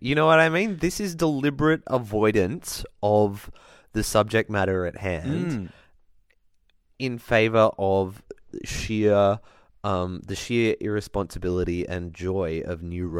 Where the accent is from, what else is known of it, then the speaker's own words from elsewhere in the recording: Ballina, New South Wales, Australia; I come from Ballina and, like, they're our next-door neighbor, town rival, just up the road.